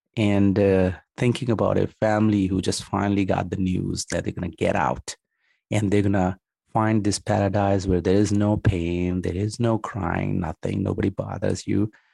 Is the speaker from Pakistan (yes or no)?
yes; Pakistan; moved away as an adult; also born or lived in New York, United States; now in United States; I'm Pakistani